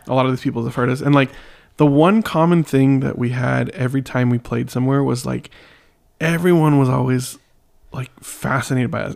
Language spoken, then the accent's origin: English; San Diego, California, United States; I'm from San Diego